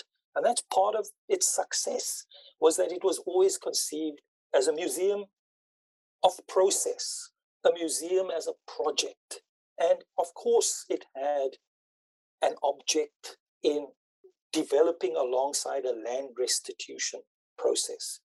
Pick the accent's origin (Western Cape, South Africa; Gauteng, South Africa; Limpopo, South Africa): Western Cape, South Africa; Cape Town; I come from District 6. You know, I was born in District 6. I went to school